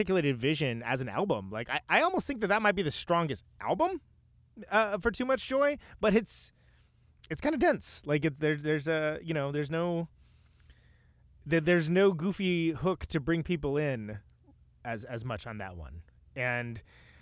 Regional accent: Modesto, California, United States; also born or lived in Oakland, California; I lived in Oakland far longer, but I was born and raised in Modesto, California

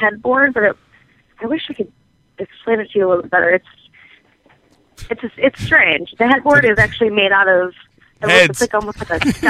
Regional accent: Syracuse, New York, United States; I'm originally from Syracuse.

